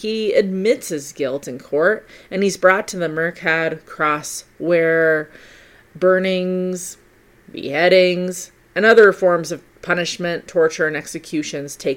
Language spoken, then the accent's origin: English; United States; accent: American; my American accent